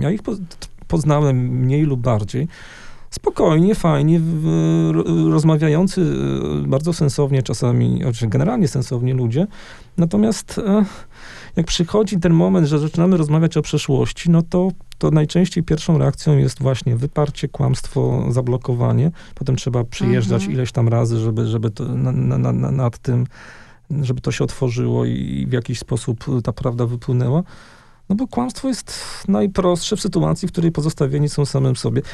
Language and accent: Polish; Wrocław, Lower Silesian Voivodeship, Poland; ja się urodziłem we Wrocławiu, czyli na ziemiach odzyskanych